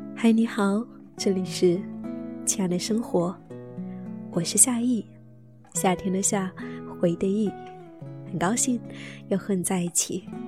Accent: the South, southern China, China; also born or lived in Shanghai; now in Jinan, China; 作为一个南方人

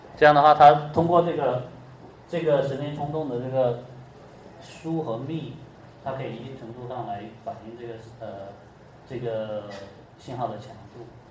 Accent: China; 像我们中国人，他有四声

